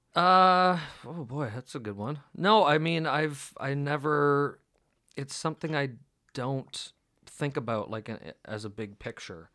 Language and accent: English; Canada